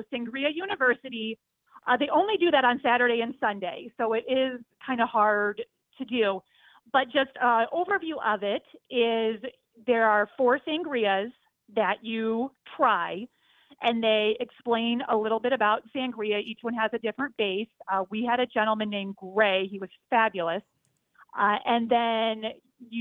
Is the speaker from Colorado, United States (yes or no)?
no; Iowa, United States; I'm from Iowa, but I am calling you from Walt Disney World